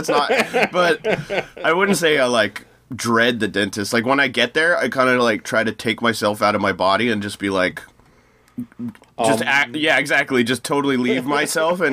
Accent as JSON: {"language": "English", "country": "United States", "said": "as an American"}